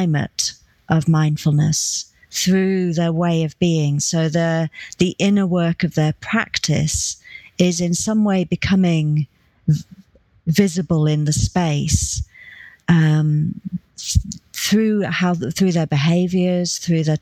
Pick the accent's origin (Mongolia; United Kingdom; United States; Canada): United Kingdom; as UK British people